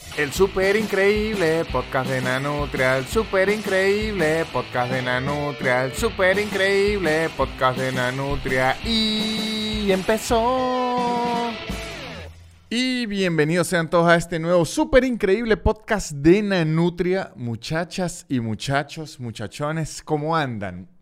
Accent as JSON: {"language": "Spanish", "country": "Venezuela", "moved": "yes", "lives_now": "Argentina", "said": "Yo vengo de Venezuela"}